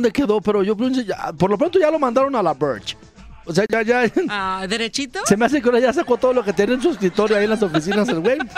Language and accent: Spanish; Mexico City, Mexico; yo soy de la capital, no escucha mi acento.